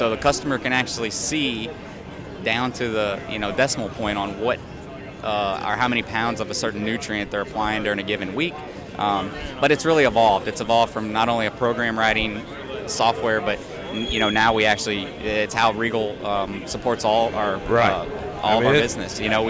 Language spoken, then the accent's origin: English; Missouri, United States; now in Georgia, United States; I used to always actually get, even though I was born and raised in Missouri, people used to think my accent was from the Southeast